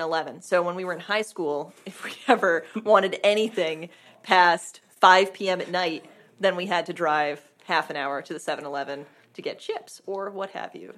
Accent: Vermont, United States; growing up in Vermont, everything's a half an hour commute.

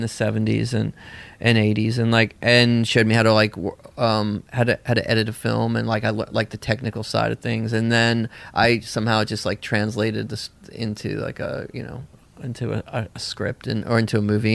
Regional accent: Tennessee, United States; also born or lived in Bolinas, California / Nashville, Tennessee; I grew up in a commune in Tennessee

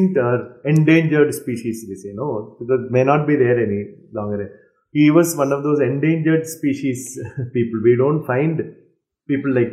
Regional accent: Kerala, India; accent: South Indian Malayali; English is a second language; I'm a Malayali from Kerala, South Indian, and I speak English.

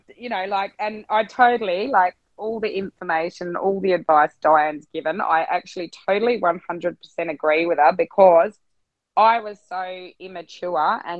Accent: Swan Hill, Victoria, Australia; born there; because I got in that I was born in Swan Hill.

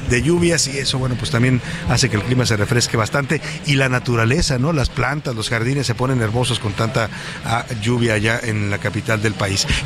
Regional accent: Mexico City, Mexico; pero pues llegamos aquí, José Luis y yo, como buenos chilangos, veníamos

